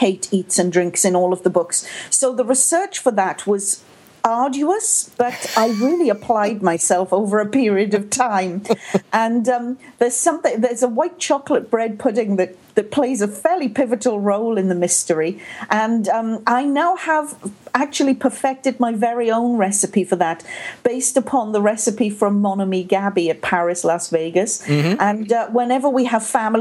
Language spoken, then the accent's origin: English; Wales, United Kingdom; moved away as an adult; now in Canada; I was born, raised, and lived in Wales for many decades, and now I'm a Canadian.